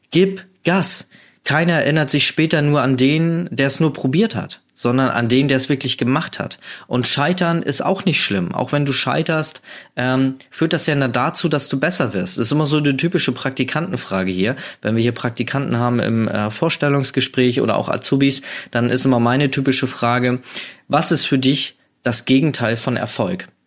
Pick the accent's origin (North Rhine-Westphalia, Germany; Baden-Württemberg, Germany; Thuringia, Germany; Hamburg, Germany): Hamburg, Germany; Also ich komme aus Hamburg und habe da sehr oft äh, meine Zeit am Hamburger Flughafen verbracht